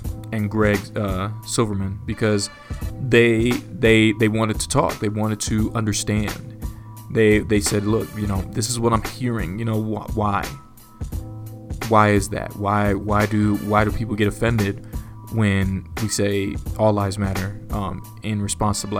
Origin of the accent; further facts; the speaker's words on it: United States; I'm black, I'm African American, I identify with both